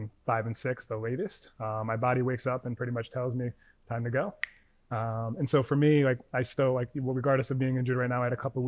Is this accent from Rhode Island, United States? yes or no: yes; Rhode Island, United States; now in New York, United States; I'm originally from Rhode Island